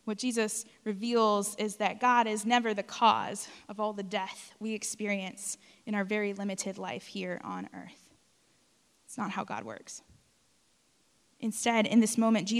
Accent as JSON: {"language": "English", "region": "South Texas", "country": "United States", "tie": "born or raised there", "moved": "yes", "said": "I grew up in South Texas"}